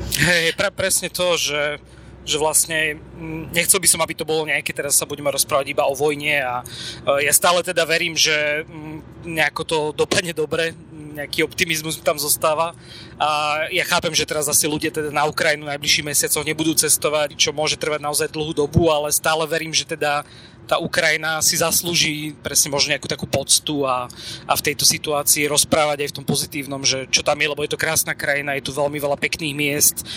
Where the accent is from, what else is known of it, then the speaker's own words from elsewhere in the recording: Slovakia; či sme Slováci, či vieme po slovensky